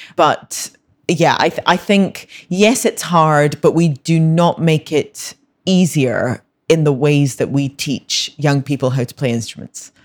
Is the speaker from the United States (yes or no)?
no; Scotland, United Kingdom; I was born in Scotland, grew up in Scotland, I've always lived there